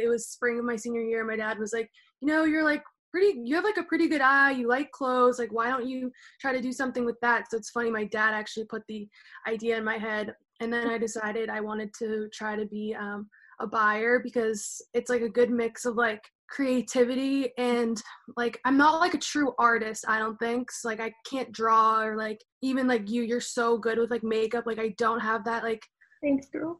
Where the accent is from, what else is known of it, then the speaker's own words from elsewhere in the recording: Massachusetts, United States; also born or lived in New Hampshire / New York City; I'm from Massachusetts. I'm like 30 minutes outside of Boston, lived there my whole life